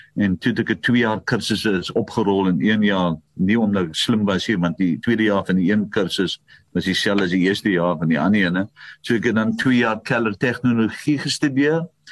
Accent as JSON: {"language": "Afrikaans", "town": "Paarl", "region": "Western Cape", "country": "South Africa", "tie": "born or raised there", "said": "ek is gebore op Fairview. Ek is die eerste kind van my pa, die oudste seun en ek is gebore in die plaashuis"}